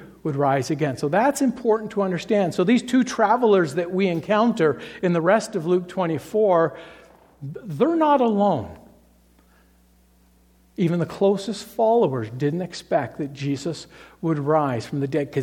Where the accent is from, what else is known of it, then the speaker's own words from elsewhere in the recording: Toronto, Ontario, Canada; I grew up in Toronto